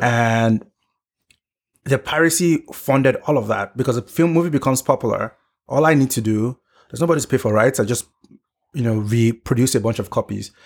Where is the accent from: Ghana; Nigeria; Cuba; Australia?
Nigeria; moved away as an adult; now in United States; growing up in Nigeria